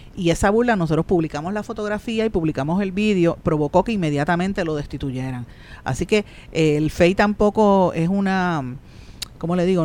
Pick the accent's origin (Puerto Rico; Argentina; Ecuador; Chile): Puerto Rico; Guaynabo; por el área de mi pueblo de Guainabo